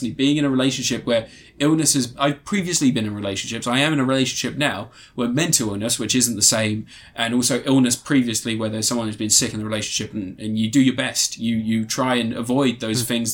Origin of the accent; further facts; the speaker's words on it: United Kingdom; a Pakistani that's grown up in the UK